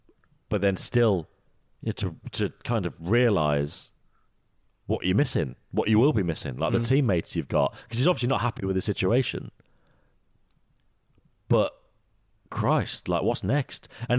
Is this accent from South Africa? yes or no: no; England, United Kingdom; obviously I don't get it because I'm from England, I still live in England